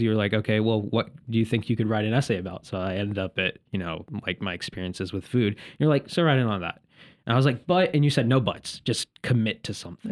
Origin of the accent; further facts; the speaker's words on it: Indianapolis, Indiana, United States; I'm from the Midwest originally. I was born in Indianapolis